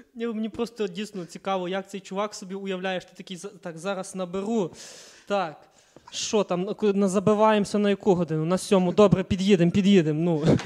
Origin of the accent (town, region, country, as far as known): Kalush, Ivano-Frankivsk Oblast, Ukraine